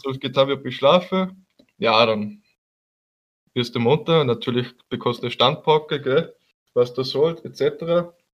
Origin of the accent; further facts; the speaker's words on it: Haag, Austria; als Österreicher